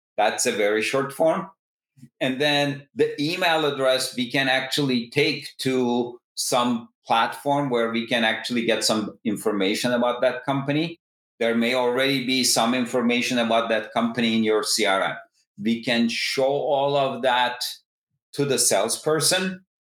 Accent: Istanbul, Turkey; moved away as an adult; also born or lived in Massachusetts, United States / Berkeley, California, United States; originally, I come from Istanbul, Turkey.

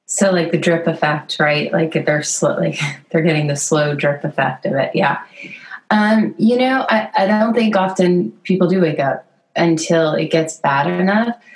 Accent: Connecticut, United States; I grew up in the Northeast in Connecticut

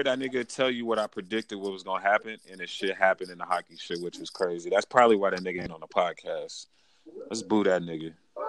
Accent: Las Vegas, Nevada, United States; I'm born and raised in Las Vegas.

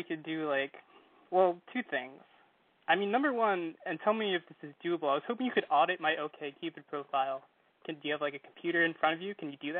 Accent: Ridgewood, New Jersey, United States; I'm 25 years old. I'm from a New Jersey suburb called Ridgewood. It's North Jersey, near New York. Nobody's ever heard of it

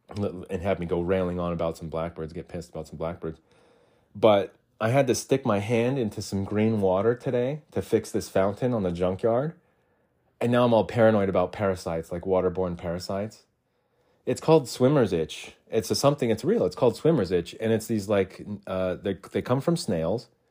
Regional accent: Arizona, United States; moved away as an adult; also born or lived in Utah; I was born and raised in Arizona

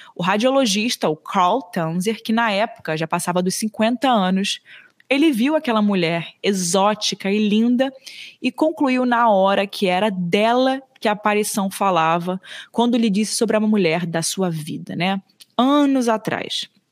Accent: Brazil; sendo brasileira

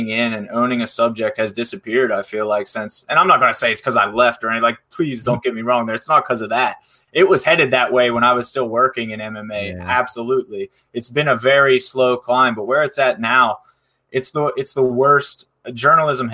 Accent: Pittsburgh, Pennsylvania, United States; I'm from Pittsburgh, Pennsylvania

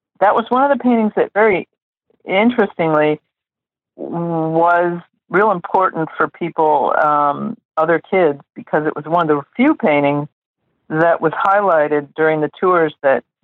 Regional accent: Chicago, Illinois, United States; also born or lived in New Mexico; I was born in Chicago. And then when I was, my parents moved to New Mexico, among other places. But that's where I spent. New Mexico was where I spent a lot of the time. And so at about the age of six, I came back to Chicago

